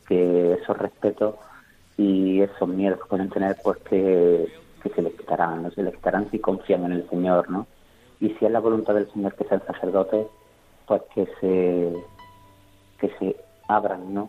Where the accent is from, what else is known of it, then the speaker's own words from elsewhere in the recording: Córdoba, Andalusia, Spain; also born or lived in Jauja; yo soy de Córdoba, ¿no? De Córdoba capital